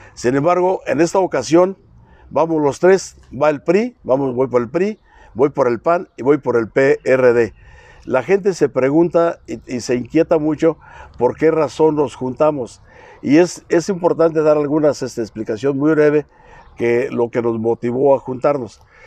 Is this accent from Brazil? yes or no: no; Sierra de Arteaga, Michoacán, Mexico; soy originario de la Sierra de Arteaga